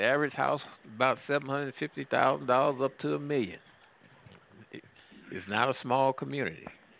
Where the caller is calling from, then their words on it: Midwest, United States; I'm calling from the Midwest.